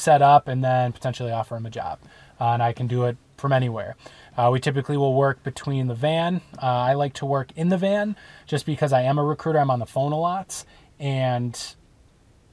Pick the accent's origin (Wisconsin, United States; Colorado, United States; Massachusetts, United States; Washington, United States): Wisconsin, United States; moved away; we're from Wisconsin